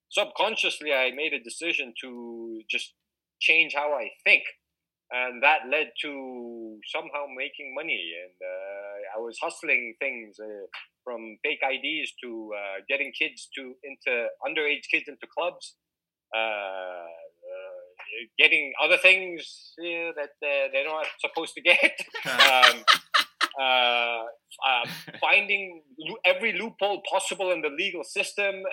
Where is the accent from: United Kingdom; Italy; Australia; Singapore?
Singapore; I was growing up in Singapore, so I, I, I was not a Singaporean, so I wasn't allowed to work.